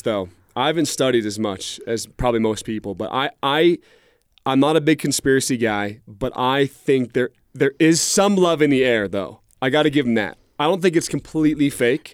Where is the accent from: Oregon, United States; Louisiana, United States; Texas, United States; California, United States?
Oregon, United States; Portland; moved away; I grew up in Portland, Oregon